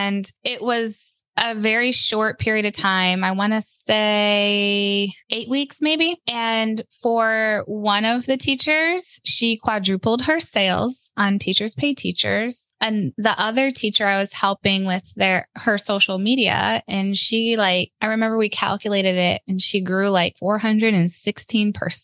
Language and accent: English; Ohio, United States; moved away as an adult; now in North Carolina, United States; we're from Ohio